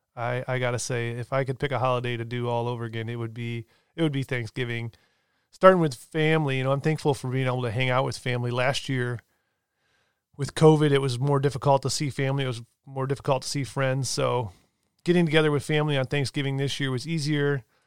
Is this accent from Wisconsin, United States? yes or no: no; Michigan, United States; I'm born and raised in Michigan